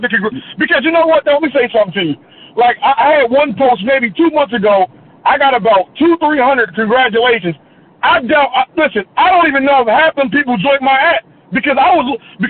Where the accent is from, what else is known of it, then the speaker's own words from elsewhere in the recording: Pennsylvania, United States; I'm from Pennsylvania